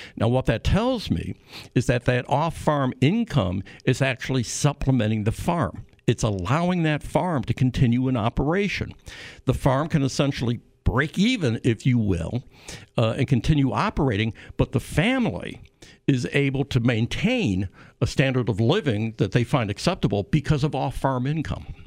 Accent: Illinois, United States; I'm from Illinois

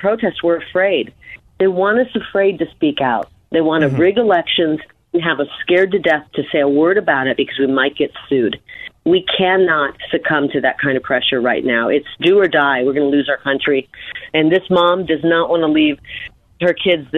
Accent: Midwest, United States; moved away as an adult; now in Arizona, United States; I'm from the Quad Cities

